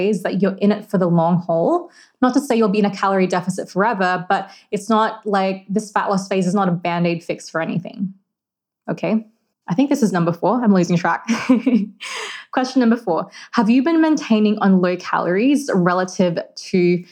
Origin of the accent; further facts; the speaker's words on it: Philippines; I'm Filipino and food is a massive part of my culture